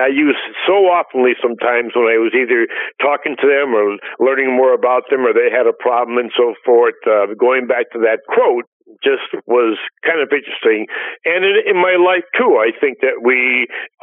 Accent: Scranton, Pennsylvania, United States; I was born in Scranton, Pennsylvania, and basically went to some local high schools and university up in Scranton

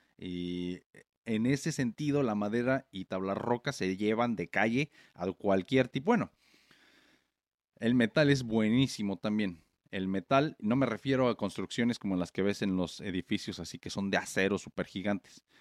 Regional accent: Morelia, Michoacán, Mexico; moved away as an adult; now in United States; yo soy de México, de Morelia, ya saben, y los que no saben, pues sí, puro, puro, Michoacán

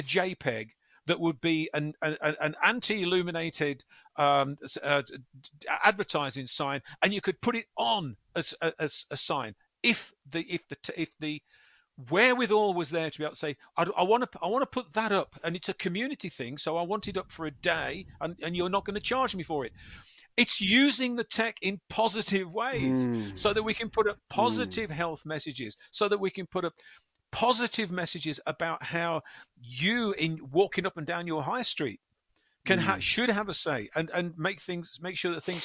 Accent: West Midlands, United Kingdom; the West Midlands, my hometown

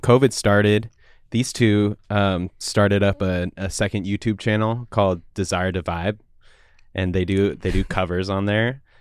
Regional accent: Woodinville, Washington, United States; also born or lived in Seattle; I grew up actually in, in, like, Woodinville area.

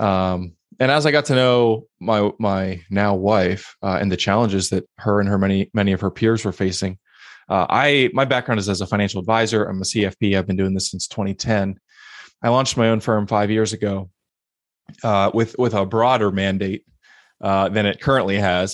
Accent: Pittsburgh, Pennsylvania, United States; moved away as an adult; also born or lived in Philadelphia, Pennsylvania; now in Portland, United States; Originally grew up in Pittsburgh

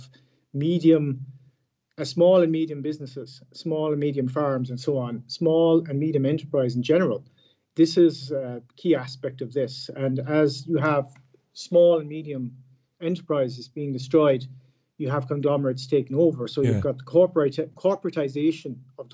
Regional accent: Ireland; now in France

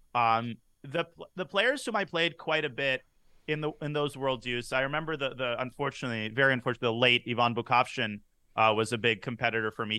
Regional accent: San Francisco Bay Area, California, United States; grew up in the San Francisco Bay Area

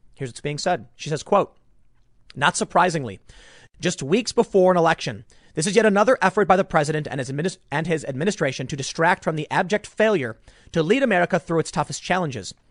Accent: Chicago, Illinois, United States; where I grew up in Chicago

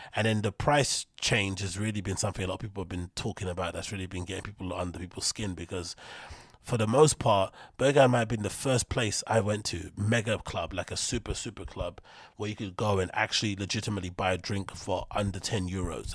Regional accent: London, United Kingdom; somebody like myself who's from London

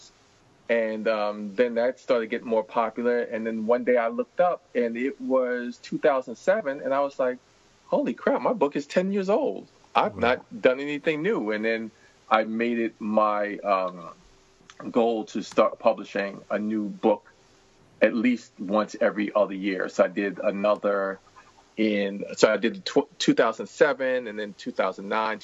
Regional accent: New York City, New York, United States; a reluctant reader growing up in Washington Heights, New York.

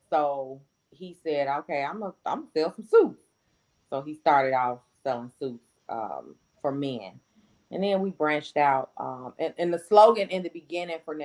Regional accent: Chicago, Illinois, United States; I'm from the South Side

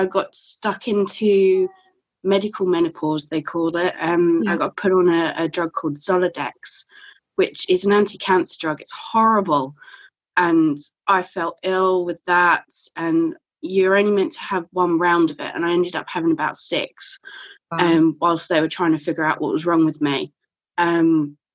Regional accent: Kent, South East England, United Kingdom; moved away as an adult; now in North Lincolnshire, United Kingdom; I've been living here nearly 3 years now. So I'm from Kent originally.

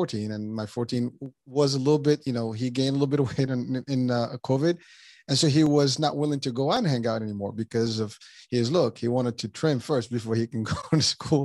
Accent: Morocco; moved away as an adult; I'm originally from Morocco, and between the time I left 30 years ago to now, it has changed tremendously

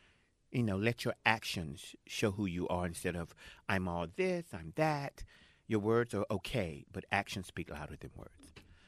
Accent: Jacksonville, North Carolina, United States; I'm from Jacksonville.

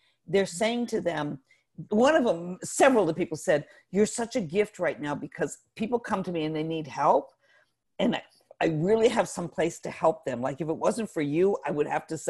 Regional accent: Northeast, United States; now in Atlanta, United States; I'm not from Atlanta, I'm from the Northeast

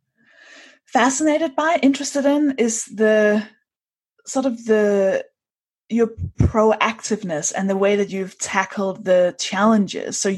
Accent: Denmark; I'm from Denmark.

